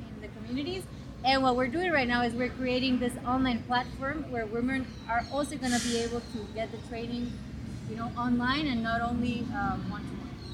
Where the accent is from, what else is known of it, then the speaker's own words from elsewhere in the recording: Guatemala; I'm from Guatemala. I was born and raised there